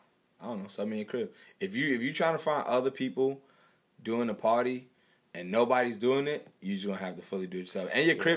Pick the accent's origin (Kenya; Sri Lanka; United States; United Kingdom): United States; New York City, New York; we both born and raised in Brooklyn